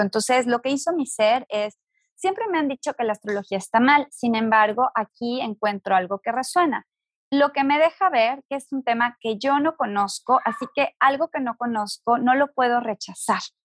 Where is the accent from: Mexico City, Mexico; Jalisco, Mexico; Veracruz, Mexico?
Jalisco, Mexico; Guadalajara; yo nací en una familia sumamente religiosa, soy de Guadalajara